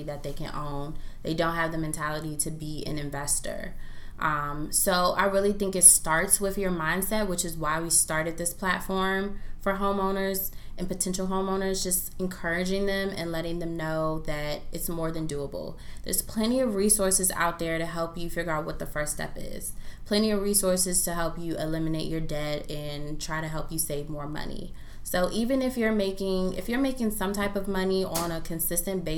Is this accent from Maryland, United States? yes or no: yes; Prince George's County, Maryland, United States; born or raised there